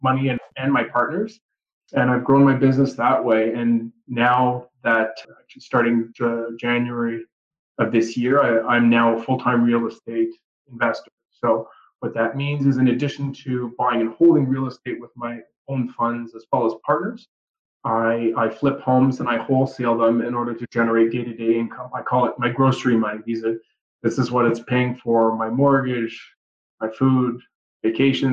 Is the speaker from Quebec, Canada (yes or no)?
yes; Montreal, Quebec, Canada; moved away as an adult; also born or lived in Peterborough, Ontario; Born and raised in Montreal, moved around a little bit after university